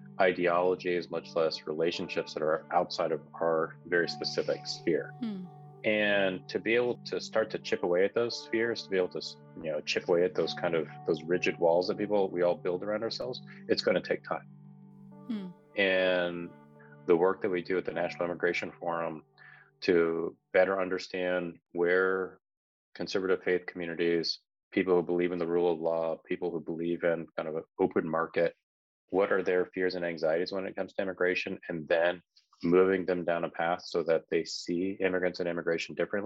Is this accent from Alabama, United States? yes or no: no; Salinas, California, United States; and I ended up really growing up in Salinas, California, which was then a community of probably about 50,000 people, majority of whom were, you know, either Mexican or white.